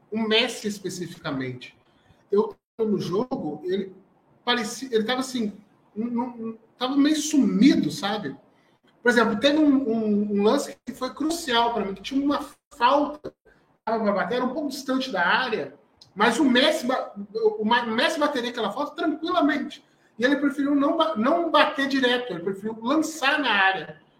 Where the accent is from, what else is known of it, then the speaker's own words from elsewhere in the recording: Rio de Janeiro, Brazil; eu como brasileiro, eu como sou do Rio de Janeiro, eu não tenho esse, é, essa, é, todo esse carinho que vocês que são mais ao sul do Brasil têm com a Argentina